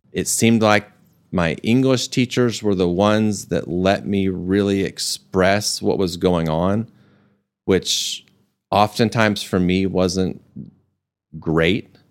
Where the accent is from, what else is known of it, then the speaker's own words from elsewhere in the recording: Amarillo, Texas, United States; moved away as an adult; also born or lived in Dallas; I grew up in Amarillo